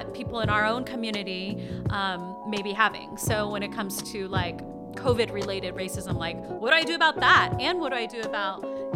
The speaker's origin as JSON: {"language": "English", "region": "East Coast", "country": "United States", "tie": "born or raised there", "also_born_or_lived": "Rochester, New York", "moved": "as an adult", "said": "I was born in Rochester, New York, and I grew up mostly on the East Coast and lived there until I was in my early 30s."}